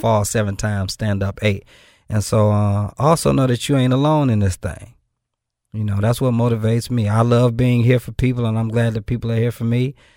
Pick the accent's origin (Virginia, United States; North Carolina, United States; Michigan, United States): Michigan, United States; Benton Harbor; moved away as an adult; now in Memphis, United States; I'm from Benton Harbor, Michigan